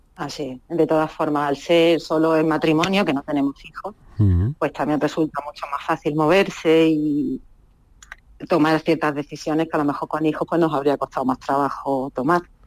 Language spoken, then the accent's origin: Spanish; Málaga, Andalusia, Spain; moved away as an adult; now in Casablanca, Morocco; yo me crié en Málaga, centro, y soy de ciudad